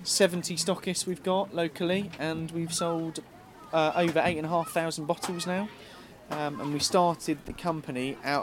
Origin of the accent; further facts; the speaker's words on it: Buckinghamshire, South East England, United Kingdom; And we're from Bucks, yeah. We're Bucks born and bred